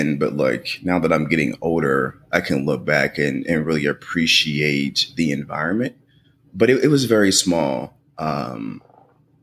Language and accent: English; Portland, Tennessee, United States; I'm originally from Portland, Tennessee.